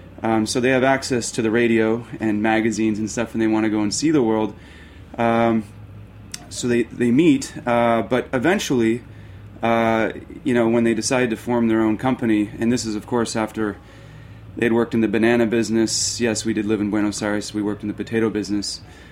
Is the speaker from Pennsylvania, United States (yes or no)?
no; Arizona, United States; born there; Long story short, I think I was an accident in Mexico. I was born in Arizona